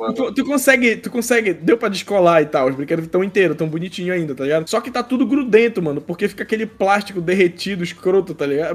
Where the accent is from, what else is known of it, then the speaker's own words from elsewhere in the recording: Belém, Pará, Brazil; aqui em Belém, é, a gente é daqui de Belém